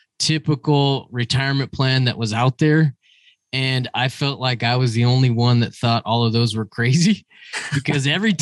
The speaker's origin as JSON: {"language": "English", "region": "North Idaho", "country": "United States", "moved": "as an adult", "lives_now": "Las Vegas, United States", "said": "I'm originally from North Idaho. I moved to Las Vegas 17, 18 years ago."}